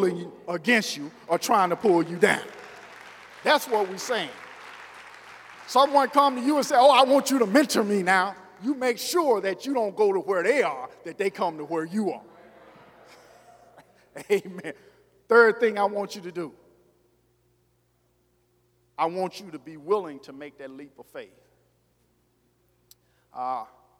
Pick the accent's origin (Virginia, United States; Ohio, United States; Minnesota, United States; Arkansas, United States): Arkansas, United States; moved away; I told y'all I was from Arkansas